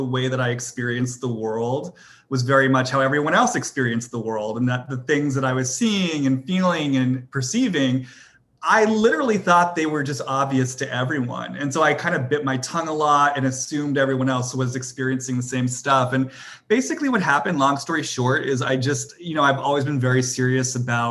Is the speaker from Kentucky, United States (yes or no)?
no; Boston, Massachusetts, United States; I'm from Boston, you know, I went to prep school